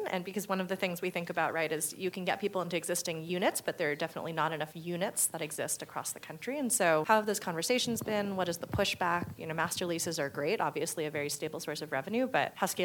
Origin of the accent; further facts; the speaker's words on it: the Bay Area, California, United States; I come from California and the Bay Area